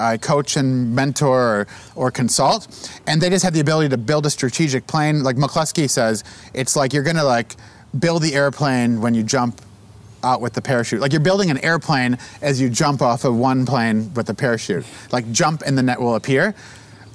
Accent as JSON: {"language": "English", "town": "Buffalo", "region": "New York", "country": "United States", "tie": "born or raised there", "said": "I grew up with Michael in Buffalo"}